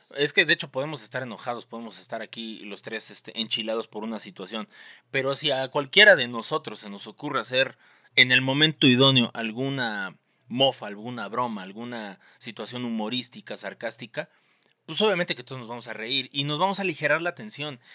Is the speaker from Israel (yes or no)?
no; Mexico City, Mexico; aunándole un granito más al estereotipo del chilango, pues salí de Conalep